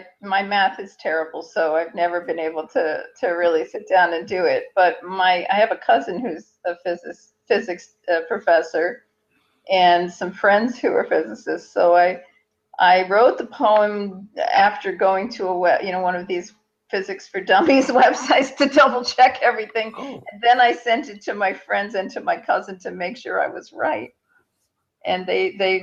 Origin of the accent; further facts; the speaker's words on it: Hastings-on-Hudson, New York, United States; also born or lived in Manhattan, New York; grew up in Hastings on Hudson